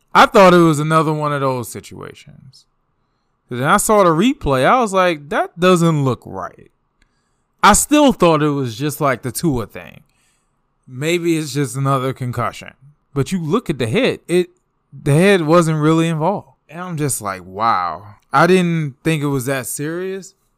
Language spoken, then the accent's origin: English; DMV, United States; I'm from the D M V.